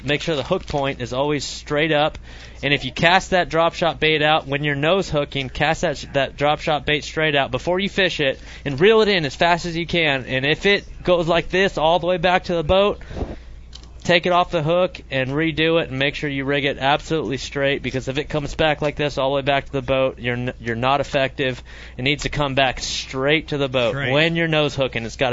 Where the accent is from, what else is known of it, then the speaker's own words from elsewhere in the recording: California Delta, United States; growing up on the California Delta